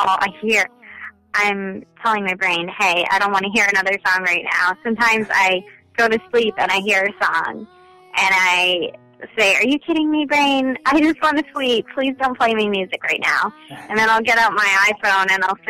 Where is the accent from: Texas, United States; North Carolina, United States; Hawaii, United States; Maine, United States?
Maine, United States; accent: Maine; now in New York, United States; I'm from Maine